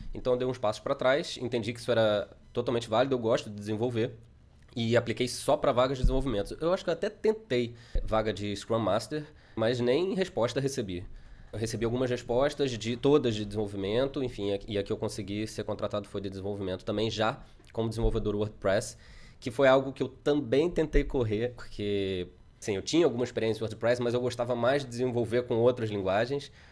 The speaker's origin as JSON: {"language": "Portuguese", "country": "Brazil", "moved": "as an adult", "said": "voltamos ao Brasil para visitar os parentes"}